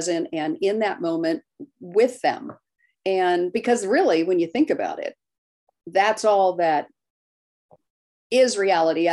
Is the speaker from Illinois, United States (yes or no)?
no; Maryland, United States; moved away; But I grew up in Maryland